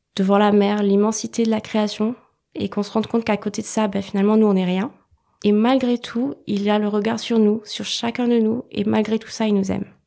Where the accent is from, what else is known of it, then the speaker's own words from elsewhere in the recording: France; also born or lived in Wales / Réunion; Je suis originaire du Pays de Galles par mon père et de La Réunion par ma mère, mais j'ai grandi en métropole